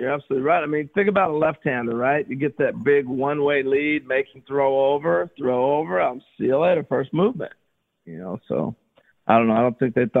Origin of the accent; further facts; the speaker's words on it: Pacific Northwest, United States; that was home for me because I grew up in the Northwest. I grew up about 3 hours away.